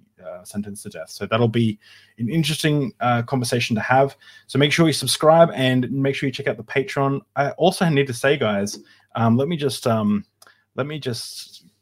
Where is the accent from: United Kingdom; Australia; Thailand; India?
Australia; as an Australian